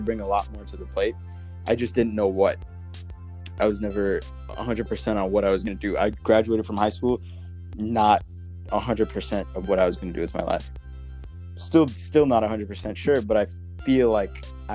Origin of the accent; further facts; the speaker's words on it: Belize; now in United States; I came from a different country. I was born in Belize